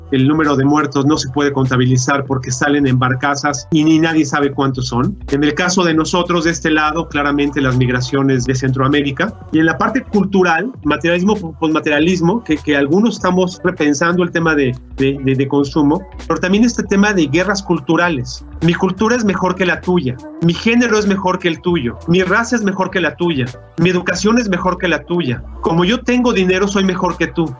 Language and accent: Spanish; Mexico; Para mí como mexicano